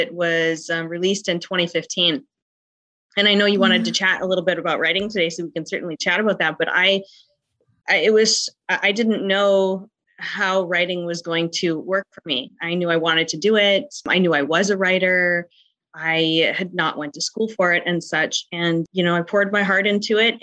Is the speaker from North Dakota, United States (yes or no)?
yes; North Dakota, United States; I'm an author from the United States, specifically North Dakota, in the cold portion of the United States